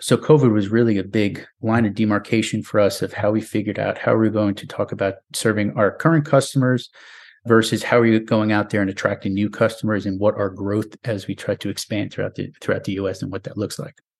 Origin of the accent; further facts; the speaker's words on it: New York, United States; moved away as an adult; now in Nashville, United States; my home state of New York